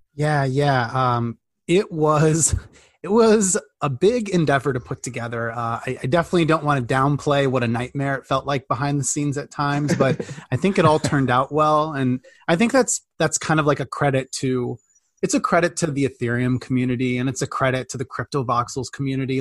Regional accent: Midwest, United States; I grew up in the Midwest in like a, you know, farm country

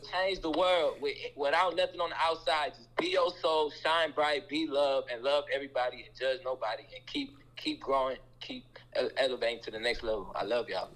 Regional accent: Omaha, Nebraska, United States; I'm from Omaha, Nebraska, from the cold.

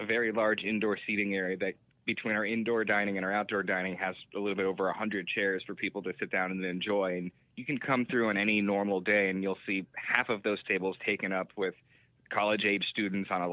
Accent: Bradenton, Florida, United States; also born or lived in Tampa Bay area; now in Gainesville, United States; I grew up in Bradenton, Florida, and that's kind of a smaller town

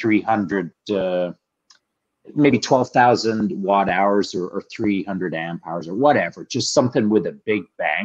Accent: England, United Kingdom; moved away; when I was born in England

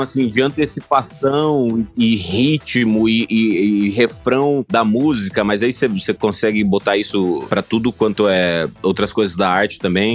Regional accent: Sinop, Mato Grosso, Brazil; moved away; also born or lived in Cuiabá, Mato Grosso; Eu, eu nasci em Cuiabá, capital do Mato Grosso, mas eu cresci em Sinop, que é uma cidadezinha no interior do Mato Grosso

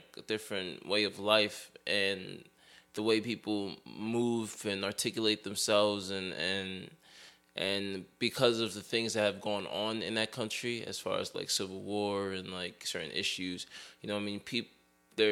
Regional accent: Philadelphia, Pennsylvania, United States; also born or lived in Richmond, Kentucky / Collingdale, Pennsylvania / Upper Darby, Pennsylvania; I'm a Philly raised cat. Not Philly born, though

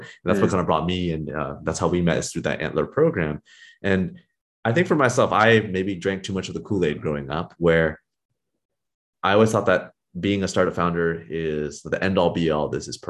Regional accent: California, United States; And for myself, I grew up in the Silicon Valley.

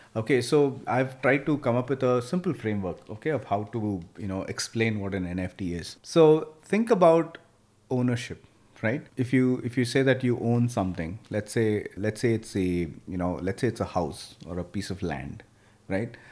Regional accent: Bangalore, Karnataka, India; I came from Bangalore military school

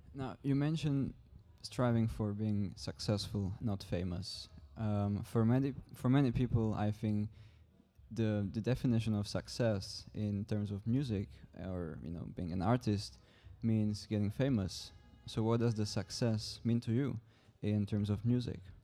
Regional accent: Czechia; English is a second language; moved away as an adult; now in Struer, Denmark; I am twenty. I come from the Czech Republic

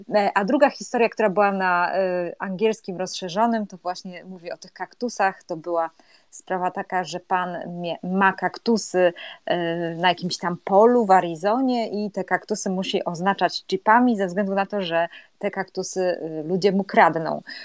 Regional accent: Gdańsk, Pomeranian Voivodeship, Poland; u nas w Gdańsku

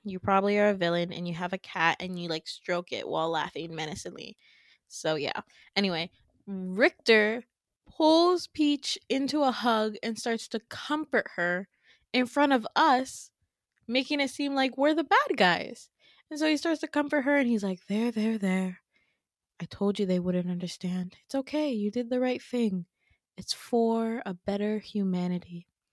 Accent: Midwest, United States; I'm from the Midwest

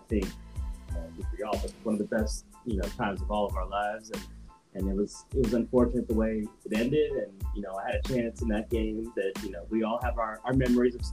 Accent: Pasadena, California, United States; Born and raised in Pasadena

